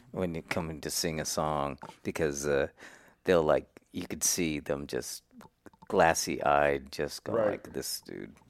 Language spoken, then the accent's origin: English; Salinas, California, United States; I was born and raised in Salinas, California